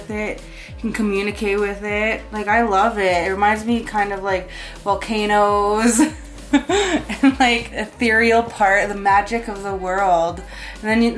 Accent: Calgary, Alberta, Canada; also born or lived in Siksika; Predominantly just stay in Calgary my whole life.

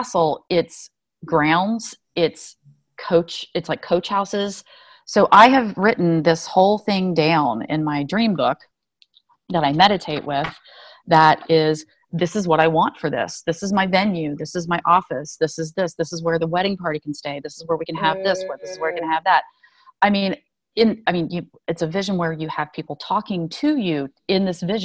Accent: United States; I was born here in the States

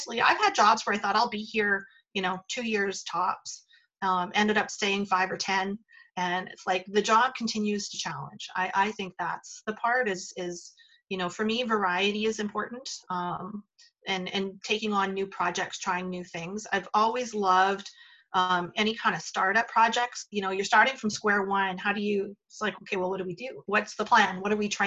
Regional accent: Northern Alberta, Canada; moved away as an adult; also born or lived in Calgary; I was coming from Northern Alberta

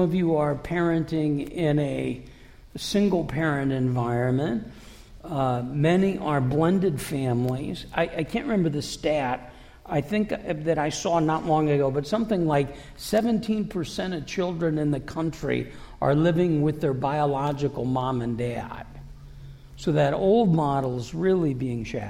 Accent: Davenport, Iowa, United States; moved away; I'm from Davenport, which is 80 miles north of Burlington. But I'm from Iowa.

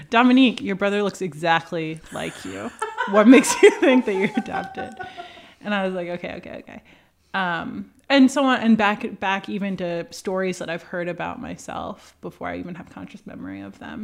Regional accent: New York, United States; moved away as an adult; also born or lived in Boston / Washington; now in San Francisco, United States; I grew up in New York, about thirty miles northwest of New York City

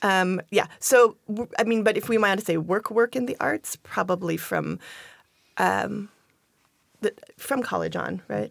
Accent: Longview, Washington, United States; moved away as an adult; also born or lived in Wisconsin / Chicago, Illinois / Eugene, Oregon; now in Tacoma, United States; I grew up in Longview, Washington

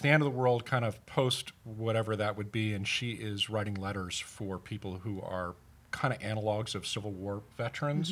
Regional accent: United Kingdom; moved away; I'm from Britain

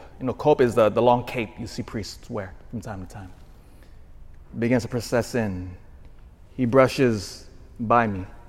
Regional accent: Elk Grove, California, United States; also born or lived in Hawaii / Philippines (ancestry); now in Vacaville, United States; I grew up in Elk Grove. That's where I went to high school, did all my education, and then I went to college, in fact, at UC Davis.

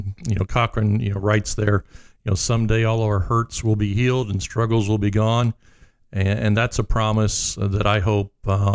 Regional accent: Montgomery, Indiana, United States; my hometown, Montgomery, Indiana.

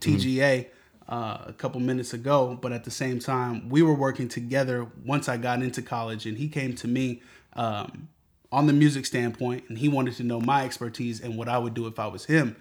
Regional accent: Seattle, Washington, United States; Born and raised in Seattle. Grew up on Henderson.

